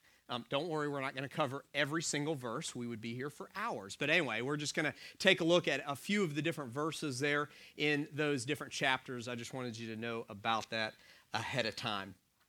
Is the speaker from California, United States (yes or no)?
no; Dunedin, Florida, United States; born there; also born or lived in Atlanta, United States; I was born in 1973 in Dunedin, Florida.